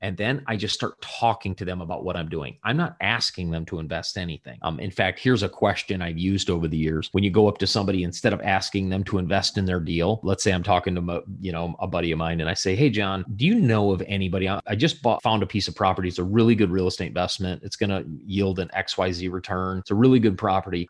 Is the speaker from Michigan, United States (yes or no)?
yes; Southwest Michigan, United States; I grew up in Michigan, a little ta, uh, small town of three thousand people in Southwest Michigan